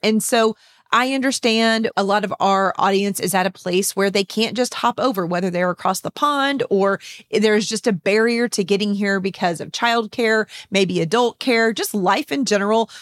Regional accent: San Antonio, Texas, United States; my hometown of San Antonio, Texas

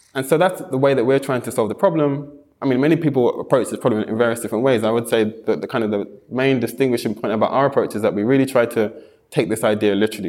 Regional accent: London, United Kingdom; moved away; also born or lived in Japan; I'm from London

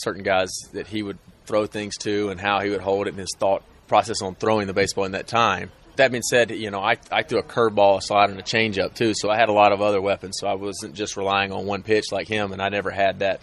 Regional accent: Tuscaloosa, Alabama, United States; moved away; my hometown Tuscaloosa was hit by an F4 or F5

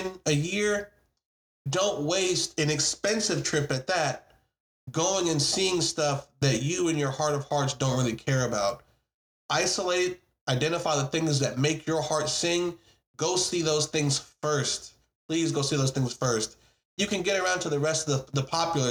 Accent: United States; I'm obviously an American

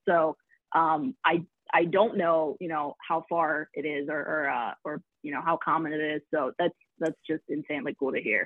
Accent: Philadelphia, Pennsylvania, United States; I'm from Philly, uh, born and raised either in the suburbs or in the actual city

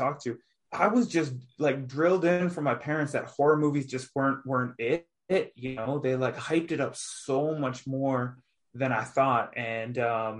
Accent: Toronto area, Ontario, Canada; born or raised there; also born or lived in Northwest Territories

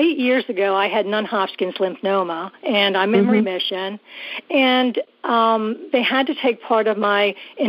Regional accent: South Carolina, United States; I am doing fine, and I'm from South Carolina.

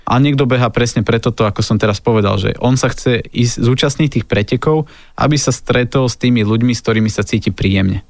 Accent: Lučenec, Banská Bystrica Region, Slovakia; moved away; Ja som bol asi dva týždne dozadu doma v Lučenci a pochádzam z Lučenca, to je také malé mesto na strednom Slovensku

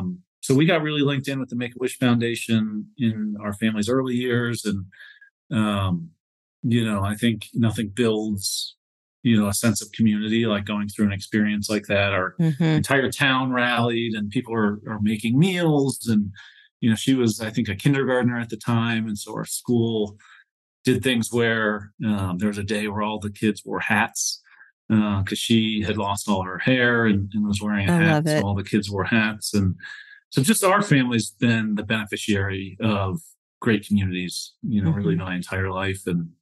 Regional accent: Northwest Pennsylvania, United States; So I grew up in Northwest Pennsylvania in a really small sort of farm town.

